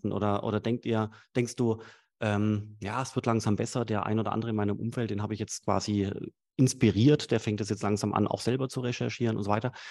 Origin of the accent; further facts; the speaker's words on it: Swabia, Germany; Sag ich als Schwabe.